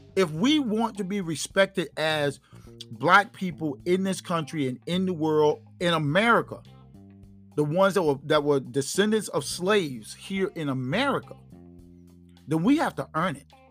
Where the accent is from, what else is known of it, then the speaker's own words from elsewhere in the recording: United States; as a black man living in this country, I am an American. Okay, this is my country.